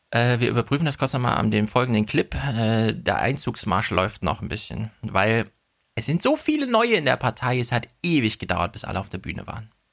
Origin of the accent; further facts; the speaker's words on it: Thuringia, Germany; moved away as an adult; also born or lived in North Rhine-Westphalia; now in Frankfurt, Germany; ich komme ja aus Thüringen, habe in NRW studiert